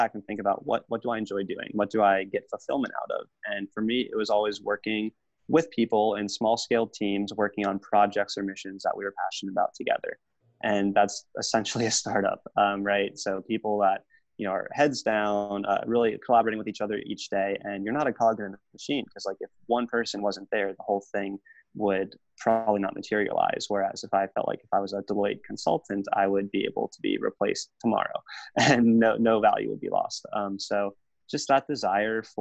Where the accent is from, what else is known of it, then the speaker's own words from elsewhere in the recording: South Florida, United States; moved away as an adult; also born or lived in Washington, D.C.; now in Baltimore, United States; I was born and raised in South Florida, went to school in DC